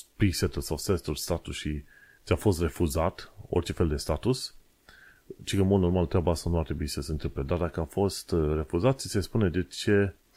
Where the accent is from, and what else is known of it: Romania; now in London, United Kingdom